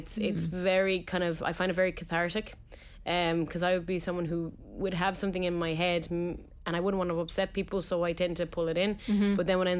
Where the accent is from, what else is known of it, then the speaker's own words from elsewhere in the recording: Tipperary, Munster, Ireland; Like, yeah, from Tip.